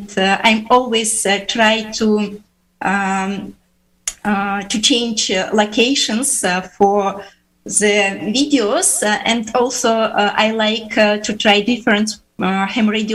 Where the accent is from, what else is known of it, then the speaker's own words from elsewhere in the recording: Uzbekistan; English is a second language; also born or lived in Finland; now in St. Petersburg, Russia; I was born in Uzbekistan.